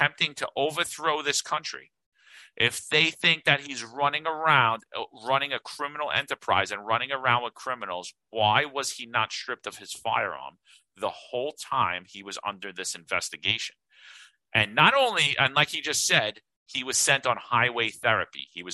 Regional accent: New York City, New York, United States; I grew up in Bensonhurst. That describes my whole neighborhood.

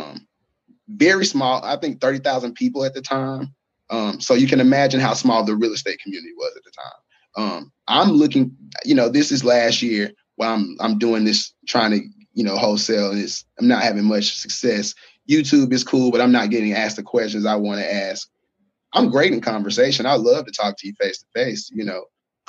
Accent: Alabama, United States; I'm from Alabama.

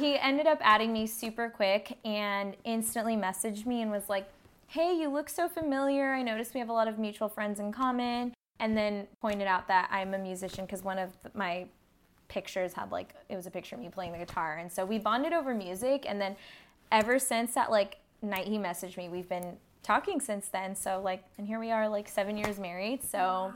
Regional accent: Victorville, California, United States; also born or lived in Orange County; we grew up in the same small town. We're both from Victorville, which is the high desert area

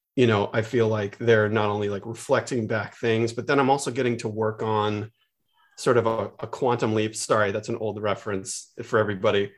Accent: San Francisco, California, United States; I grew up in the Bay Area

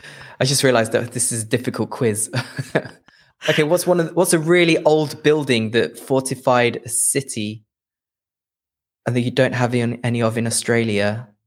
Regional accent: Leicester, East Midlands, United Kingdom; it's just below my hometown, which is Leicester.

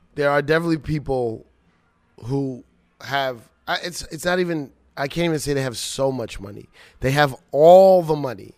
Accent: Long Island, New York, United States; I went to high school in Long Island

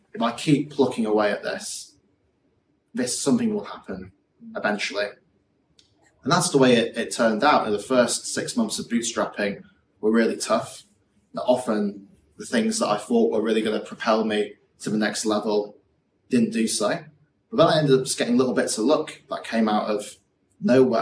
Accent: Yorkshire and the Humber, United Kingdom; growing up in West Yorkshire

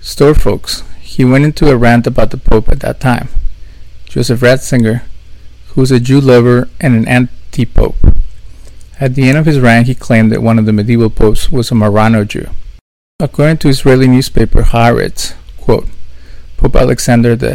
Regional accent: Mexico; Growing up in Mexico

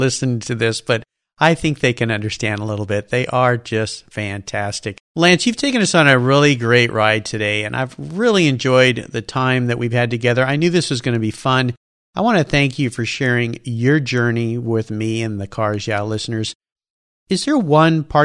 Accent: Southern California, United States; I grew up in Southern California, a surfer

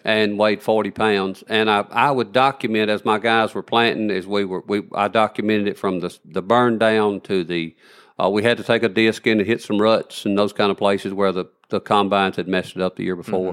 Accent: Elkmont, Alabama, United States; I was born in Elkmont, Alabama

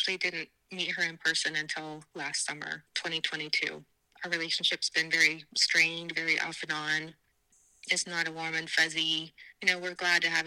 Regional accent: South Dakota, United States; I was born in South Dakota

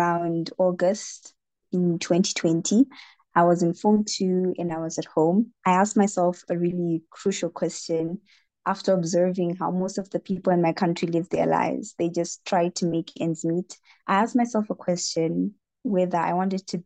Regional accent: Harare, Zimbabwe; I am from Harare in the country of Zimbabwe

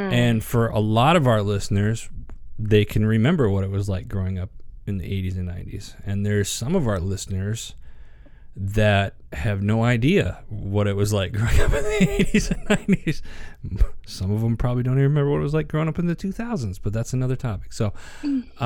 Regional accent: Wisconsin, United States; moved away; also born or lived in Phoenix, Arizona; growing up in Wisconsin, it was, you know, as a kid, it was like we'd go play in the woods

